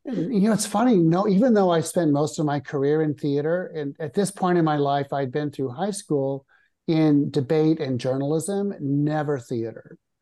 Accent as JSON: {"language": "English", "region": "Nebraska", "country": "United States", "tie": "born or raised there", "also_born_or_lived": "New York City / Rome", "moved": "yes", "said": "I grew up in Nebraska"}